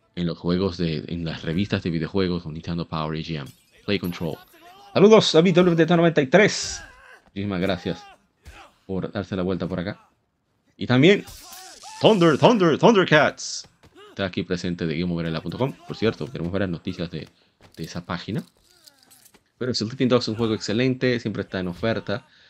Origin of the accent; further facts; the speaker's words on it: Dominican Republic; como decimos aquí en mi país